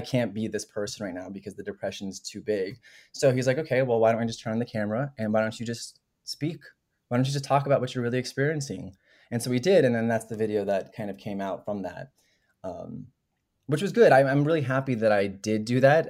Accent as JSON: {"language": "English", "town": "Denver", "region": "Colorado", "country": "United States", "also_born_or_lived": "New York", "moved": "as an adult", "said": "I'm from Denver, Colorado originally"}